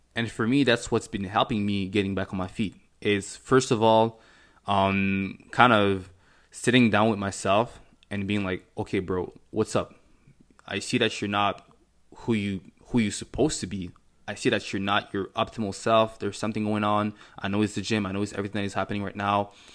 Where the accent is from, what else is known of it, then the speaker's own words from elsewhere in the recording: Montreal, Quebec, Canada; first language French; English is a second language; also born or lived in Cameroon; I was born in Cameroon. Um, in nineteen ninety-five, came to Canada. I think it was in nineteen ninety-nine when I was about four years old or something like that. Um, and I grew up in Montreal. My first language is, is French